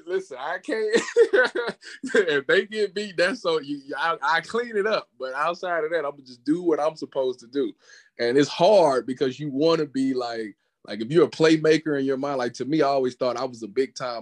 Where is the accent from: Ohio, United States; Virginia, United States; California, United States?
Ohio, United States; Cleveland; I was from Cleveland